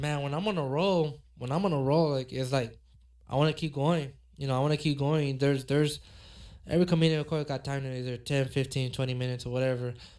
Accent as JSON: {"language": "English", "town": "Los Angeles", "region": "California", "country": "United States", "tie": "born or raised there", "said": "me growing up in South Central"}